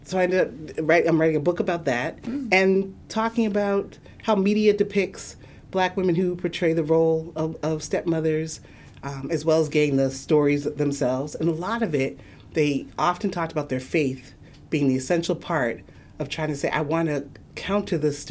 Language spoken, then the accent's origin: English; the North, United States; moved away as an adult; also born or lived in Nashville, Tennessee; I'm from the North and went down South.